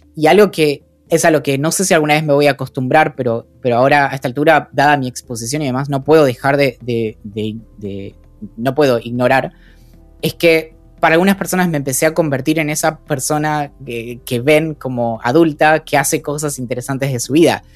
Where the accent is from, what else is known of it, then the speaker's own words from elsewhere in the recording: San Carlos de Bariloche, Río Negro, Argentina; yo crecí en Bariloche